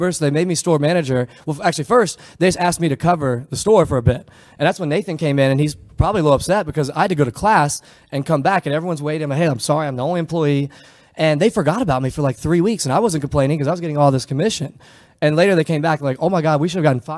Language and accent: English; United States; moved away as an adult; also born or lived in Charlotte / Palo Alto / San Francisco; we're from small town Virginia, North Carolina